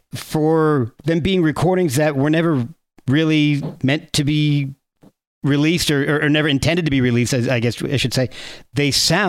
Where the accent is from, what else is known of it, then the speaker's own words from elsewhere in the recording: New Jersey, United States; moved away; I lived in Jersey.